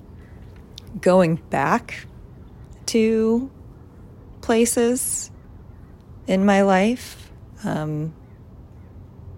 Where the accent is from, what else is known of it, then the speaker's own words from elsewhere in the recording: Tucson, Arizona, United States; moved away; growing up in Tucson, very middle class